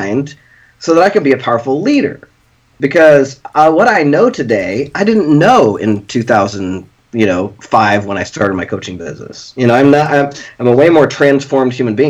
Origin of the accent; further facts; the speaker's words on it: Lawrence, Kansas, United States; "Where are you from?" And I said, "Lawrence, Kansas."